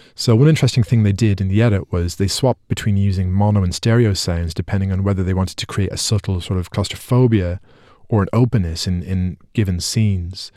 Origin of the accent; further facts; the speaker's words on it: Ireland; because I'm Irish